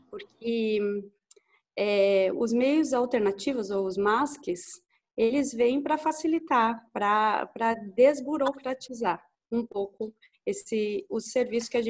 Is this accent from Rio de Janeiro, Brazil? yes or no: no; Lages, Santa Catarina, Brazil; eu sou a …, sou de Lages também.